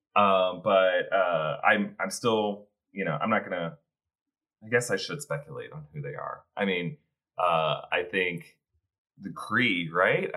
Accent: the South, United States; growing up in the South, I've been to quite a few family reunions

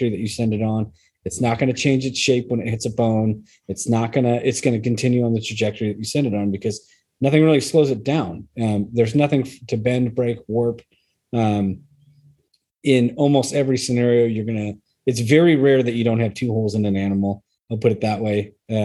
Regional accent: Idaho, United States; We're from Idaho.

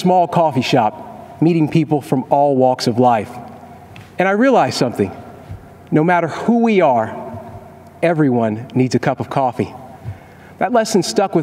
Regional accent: Kentucky, United States; I was raised in Kentucky, just a few miles from Abraham Lincoln's birthplace

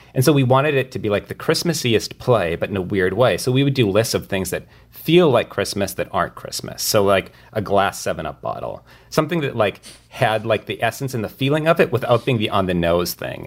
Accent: rural Minnesota, United States; moved away; my hometown in rural Minnesota

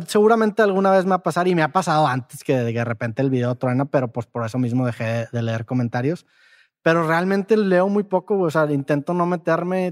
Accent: Mexico; moved away; para los de Ciudad de México tengo un acento

